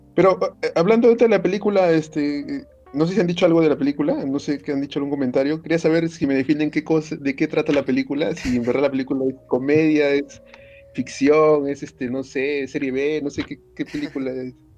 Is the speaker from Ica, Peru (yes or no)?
no; Lima, Peru; yo que soy de Lima